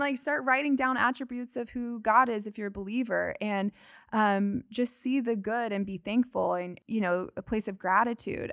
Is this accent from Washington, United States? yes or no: no; Arizona, United States; I am from Arizona